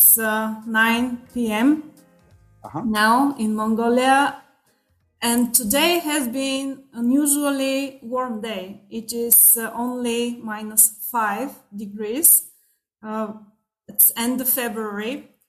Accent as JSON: {"language": "English", "country": "Bulgaria", "second_language": "English", "said": "I'm from Bulgaria."}